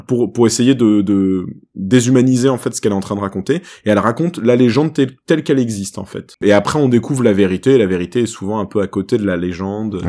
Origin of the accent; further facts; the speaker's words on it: France; chez nous en France